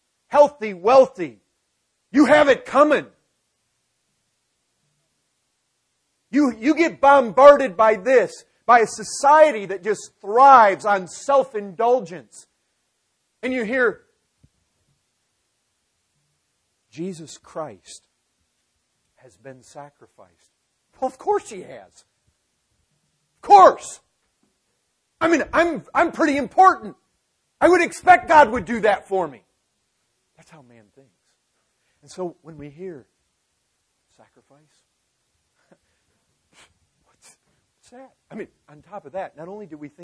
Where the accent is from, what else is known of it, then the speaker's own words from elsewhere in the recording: United States; growing up in America